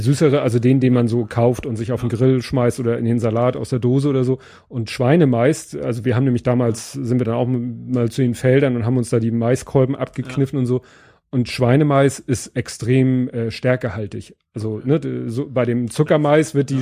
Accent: Steilshoop, Hamburg, Germany; Steinshoop ist halt so eine Hochhaussiedlung. Ja. Ne? Also das ist, äh, wie, ich bin aufgewachsen in dem Ring mit den höchsten Häusern

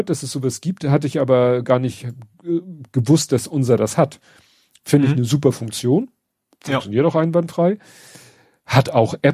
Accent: Northern Germany, Germany; Aber das, das ist so, wir sind halt Norddeutsche.

